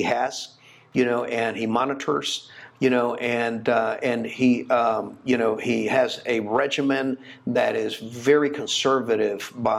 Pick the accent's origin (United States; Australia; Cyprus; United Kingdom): United States; Jacksonville, Florida; moved away as an adult; also born or lived in Chicago, Illinois / Houston, Texas; I was there till I was 10 years old, and then we moved to Florida.